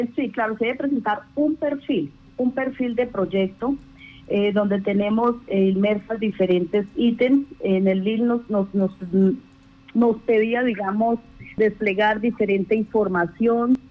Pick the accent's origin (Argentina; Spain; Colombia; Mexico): Colombia; nosotros como colombianos